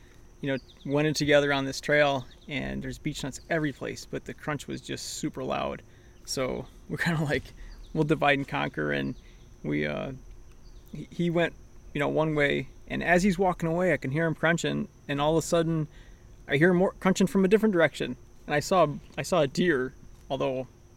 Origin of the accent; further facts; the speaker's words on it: Central New York, United States; moved away as an adult; also born or lived in New Hampshire; now in Massachusetts, United States; I'm originally from Central New York. Now I live in Massachusetts, but spent a good portion of time in New Hampshire too